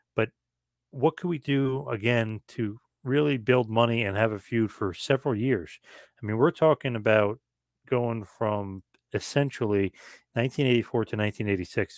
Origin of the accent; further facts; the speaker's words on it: Asbury Park, New Jersey, United States; my hometown, Asbury Park, New Jersey